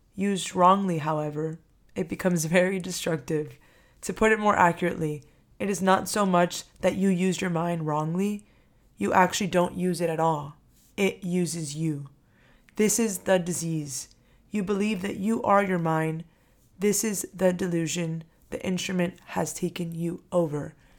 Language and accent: English; Miami, Florida, United States; I'm from Miami